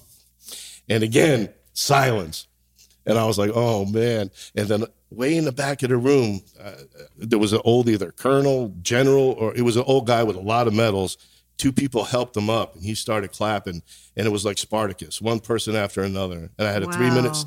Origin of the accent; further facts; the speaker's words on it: New Jersey, United States; from Jersey